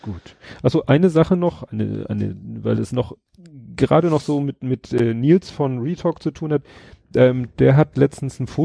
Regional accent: Hamburg, Germany; an drei Punkten, so, wenn ich das richtig erinnere, eben Stalzhoop, wo ich aufgewachsen bin, Mümmelmannsberg

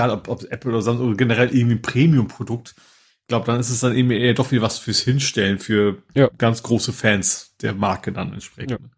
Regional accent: Lohne, Lower Saxony, Germany; born there; Mein Wohnort, also mein Geburtsort heißt, die werden mit Lohne lohnt sich.

